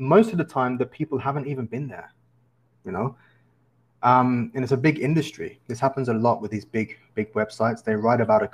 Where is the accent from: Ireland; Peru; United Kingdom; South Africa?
United Kingdom; England; moved away as an adult; I'm from England, and I've been traveling around the world